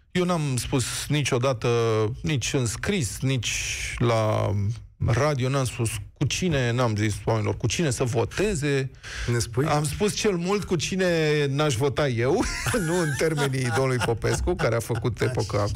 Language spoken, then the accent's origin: Romanian; Piatra Neamț, Neamț County, Romania; Din Piatra Neam.